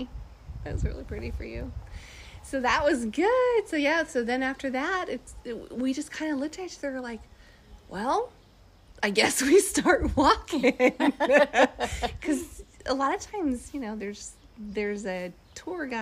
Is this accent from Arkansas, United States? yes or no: no; North Carolina, United States; North Carolina, America